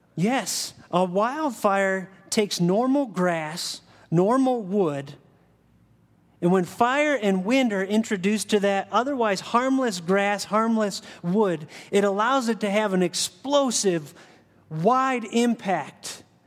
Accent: Ohio, United States; I grew up in Ohio

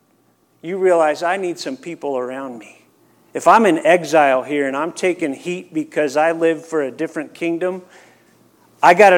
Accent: United States; I am an American Christian

